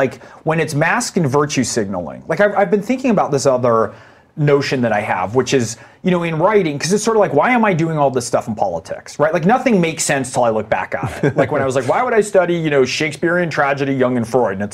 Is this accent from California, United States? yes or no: yes; Saratoga, California, United States; I remember growing up in the Reagan era, family of, like, you know, we were the only Jews in Saratoga and Silicon Valley in my neighborhood at the time